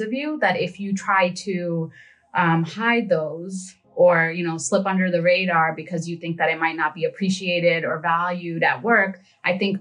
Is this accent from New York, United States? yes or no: yes; New York City, New York, United States; also born or lived in Bangladesh; I was born in Bangladesh, but I grew up in Brooklyn. So Flatbush in particular.